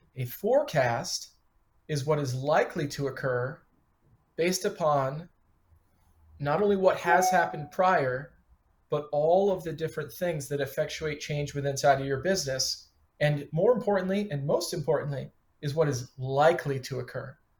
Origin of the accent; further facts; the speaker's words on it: Detroit, Michigan, United States; moved away as an adult; also born or lived in Chicago; now in Philadelphia, United States; Got started when I was 15, parking cars and washing dishes in uh, Detroit. Worked through high school, uh, kept restaurant jobs into college, and then I moved to Chicago from Detroit